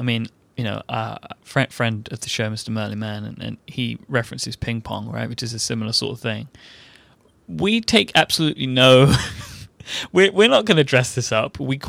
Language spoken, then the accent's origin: English; England, United Kingdom; I'm an Englishman.